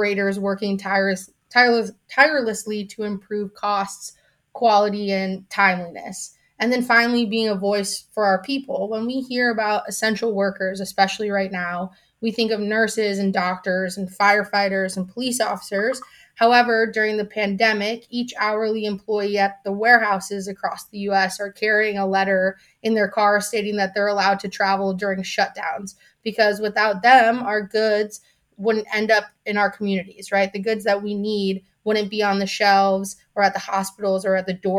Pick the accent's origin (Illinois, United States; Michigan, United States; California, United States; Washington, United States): Illinois, United States; Chicago; I was born and raised in Chicago